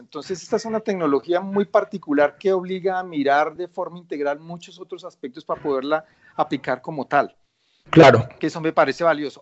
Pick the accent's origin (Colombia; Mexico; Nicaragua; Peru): Colombia; soy colombiano